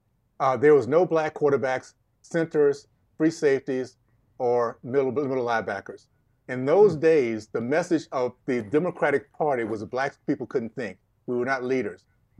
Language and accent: English; Deep South, United States; So that being context, again, I grew up in the Deep South, days of segregation. 12 years old, I remember marching.